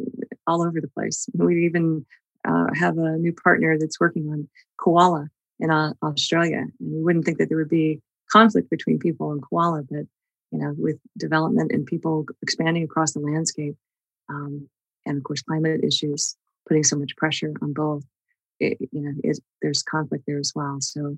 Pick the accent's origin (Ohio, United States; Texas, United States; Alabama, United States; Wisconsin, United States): Texas, United States; So my family's background, folks, you know, that were in ranching and stuff growing up in Texas